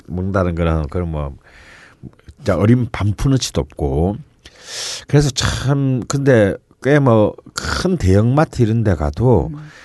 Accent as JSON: {"language": "Korean", "region": "southeastern coast of Korea", "country": "South Korea", "tie": "born or raised there", "moved": "yes", "said": "제 고향 같은 동남해안 쪽에서는"}